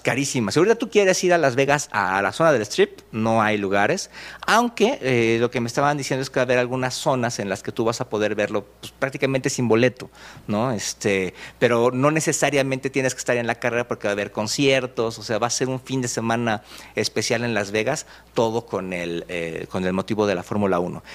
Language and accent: Spanish; Mexico; aquí en México